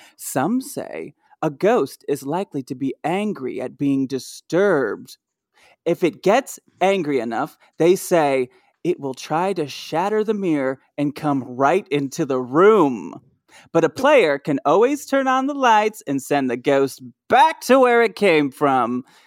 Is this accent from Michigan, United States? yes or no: yes; Michigan, United States; where I grew up in Michigan